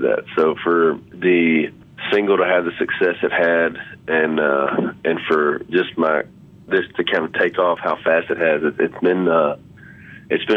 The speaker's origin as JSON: {"language": "English", "region": "Louisiana", "country": "United States", "tie": "born or raised there", "said": "growing up in Louisiana"}